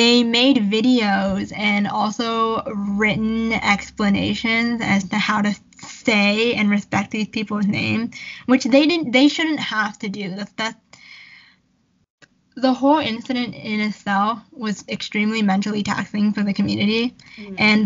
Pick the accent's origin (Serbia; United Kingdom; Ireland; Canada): Canada; we're Canadian, in case anyone forgot. We're from Canada